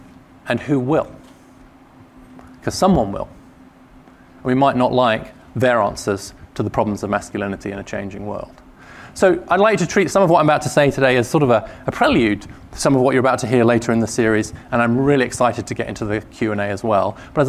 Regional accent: Tennessee, United States; now in Washington, United States; If you hear something odd in the way I'm talking, it is because I am from East Tennessee. I actually am from East Tennessee. Now, having spent many years in DC and before that in various policy jobs in government in the UK and in think tanks.

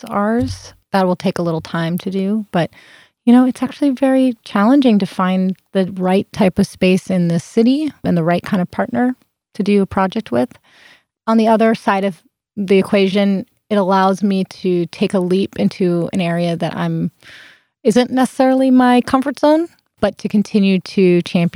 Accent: Long Beach, California, United States; also born or lived in Greenpoint, Brooklyn, New York; now in Los Angeles, United States; I'm from Long Beach, but I moved from Greenpoint.

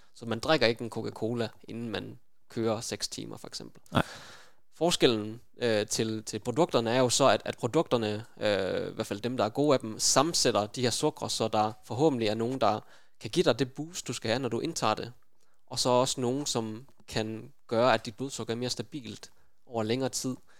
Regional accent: Aarhus, Central Denmark Region, Denmark; jeg er født og opvokset i Aarhus

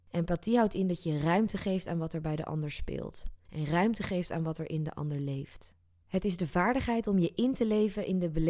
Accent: South Korea; born there; neem ik je even mee terug naar 2015, waar ik in Zuid-Korea, dat is het land waar ik geboren ben, in een bioscoop de film Inside Out zag

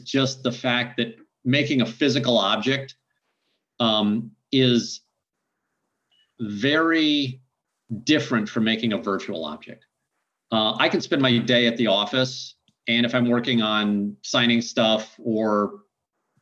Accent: Midwest, United States; I grew up in the Midwest where we have feedlots

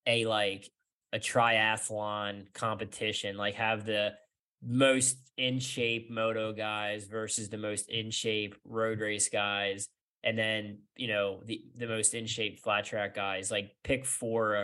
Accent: United States; as an American racer

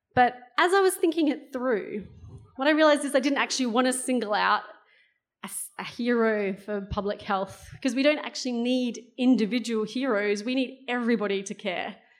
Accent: South Australia, Australia; moved away; I grew up in South Australia

